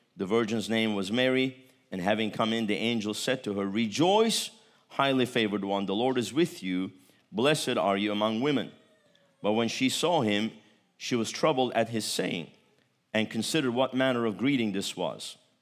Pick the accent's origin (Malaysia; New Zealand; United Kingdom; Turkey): Turkey; I'm Turkish.